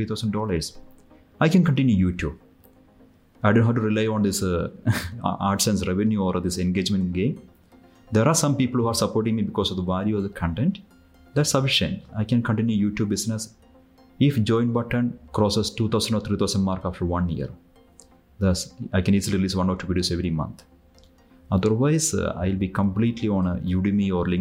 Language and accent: English; India; I am from India.